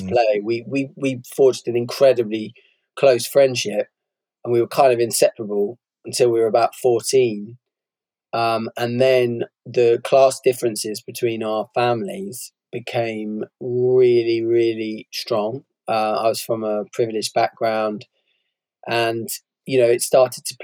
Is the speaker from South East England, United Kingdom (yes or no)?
no; Bristol, South West England, United Kingdom; when I was growing up, I was brought up in Bristol, um, very class segregated city